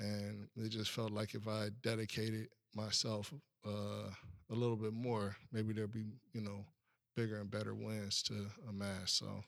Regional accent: Buckeye, Arizona, United States; Man, I'm from Buckeye, right? Mm. That's where I grew up at. That's where I spent my entire life at.

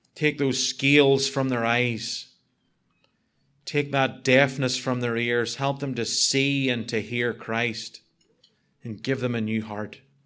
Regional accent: United Kingdom; I'm British

